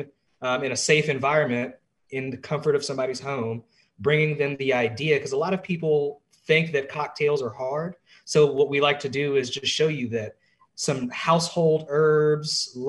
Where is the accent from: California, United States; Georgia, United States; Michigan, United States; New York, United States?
Georgia, United States; Atlanta; moved away as an adult; now in Washington, D.C., United States; I'm originally from Atlanta, Georgia. I came up here in the winter of 2018